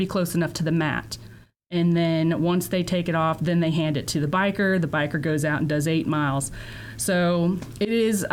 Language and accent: English; Lexington, Kentucky, United States; I'm from Kentucky, Lexington.